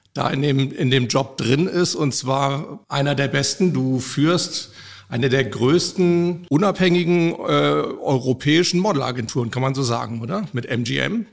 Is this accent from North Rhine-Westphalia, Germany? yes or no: no; Hamburg, Germany; Ich bin in meiner Heimatstadt Hamburg